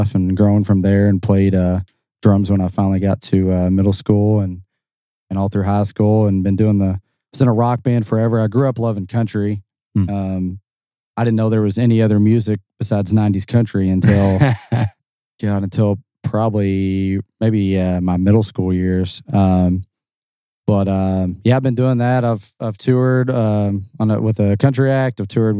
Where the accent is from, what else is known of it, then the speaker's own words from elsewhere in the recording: New Albany, Indiana, United States; I am born and raised in New Omni, Indiana, so the better side of the river.